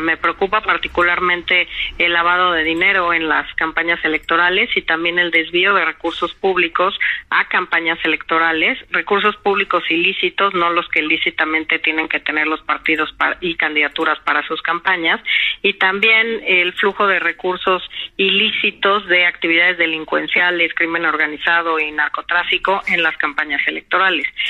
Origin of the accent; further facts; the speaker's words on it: Mexico; como mexicanos